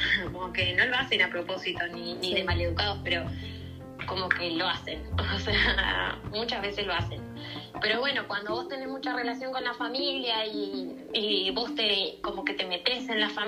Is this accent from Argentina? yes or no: yes; Argentina; also born or lived in Vienna, Austria; digo, nosotros en Argentina, Uruguay tienes mucha relación con Europa, ¿no?